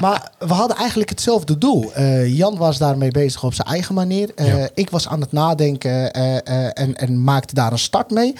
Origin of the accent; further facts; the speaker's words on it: Alphen aan den Rijn, South Holland, Netherlands; also born or lived in Morocco; Ik ben eh, geboren in Marokko, getogen in al aan de Rijn